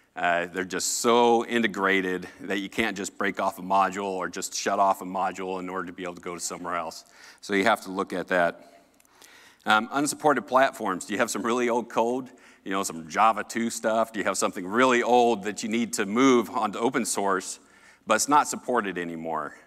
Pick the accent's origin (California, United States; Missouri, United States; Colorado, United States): Colorado, United States; I'm from Colorado.